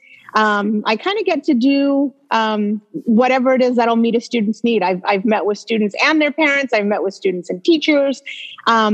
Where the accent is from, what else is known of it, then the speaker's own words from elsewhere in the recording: Kerman, California, United States; I actually grew up out in Kerman, which is out on the west side of the valley, kind of in ag land